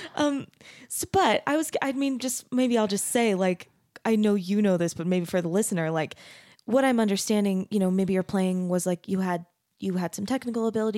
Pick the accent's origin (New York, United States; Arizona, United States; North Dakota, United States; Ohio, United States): Arizona, United States; I grew up in Arizona.